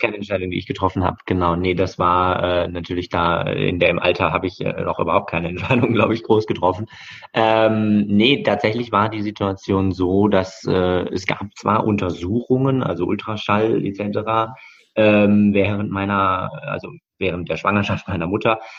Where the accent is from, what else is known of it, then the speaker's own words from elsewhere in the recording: Bochum, North Rhine-Westphalia, Germany; also born or lived in Hamburg; bin also dann bei meinen Bochumer Eltern im Ruhrport aufgewachsen